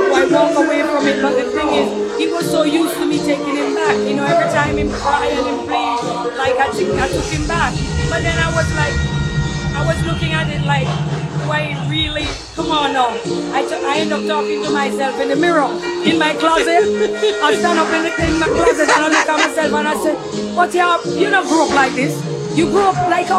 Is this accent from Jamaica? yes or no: yes; Saint Mary Parish, Jamaica; moved away; also born or lived in Kingston, Jamaica; I moved from Kingston, St. Mary to Kingston